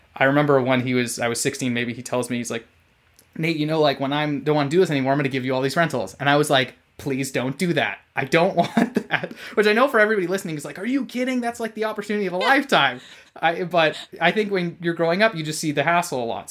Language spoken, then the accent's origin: English; California, United States; moved away as an adult; my home state of California